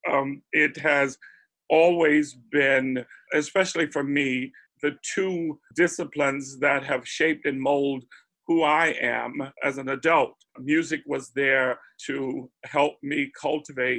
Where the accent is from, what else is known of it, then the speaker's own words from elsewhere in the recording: Spartanburg, South Carolina, United States; I grew up in Spartanburg, South Carolina, already a transplant from the family's foundational birthplace, which was Charleston and Beaufort and the Gullah Islands